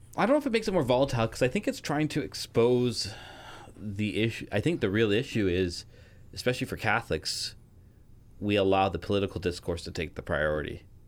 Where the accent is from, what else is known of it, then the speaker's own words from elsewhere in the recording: Canada; I'm a Canadian